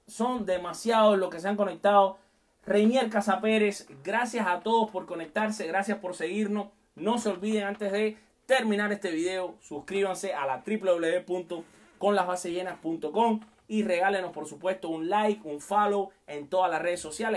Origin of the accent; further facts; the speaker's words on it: Cuba; moved away as an adult; te conectas desde mi tierra querida, Cuba. Hace siete años casi que no la veo, pero mi corazón está con todo el mundo, por supuesto, por allá donde también están mis papás